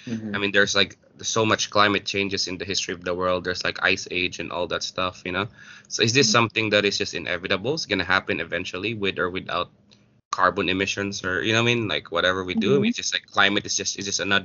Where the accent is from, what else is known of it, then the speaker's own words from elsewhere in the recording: Philippines; as a Filipino